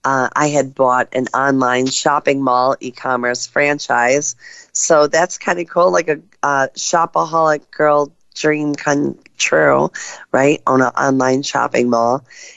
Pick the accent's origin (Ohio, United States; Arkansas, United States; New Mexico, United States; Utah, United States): Ohio, United States; Cleveland; I'm from Cleveland, Ohio